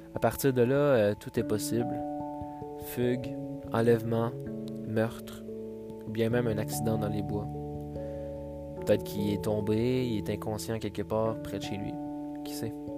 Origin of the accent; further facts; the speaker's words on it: Quebec, Canada; en tant que Québécois